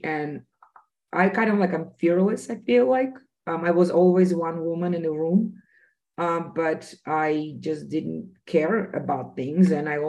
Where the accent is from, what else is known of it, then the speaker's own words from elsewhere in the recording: Russia; And I was very passionate about this because of my personal experience growing up in Soviet Union. I grew up in a secret city where a bomb was made, and every activity that we had as individuals was monitored.